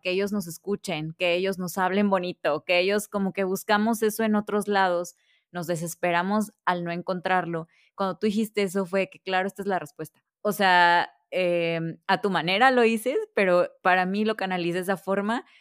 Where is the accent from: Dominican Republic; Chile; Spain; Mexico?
Mexico; Veracruz; Yo soy de Veracruz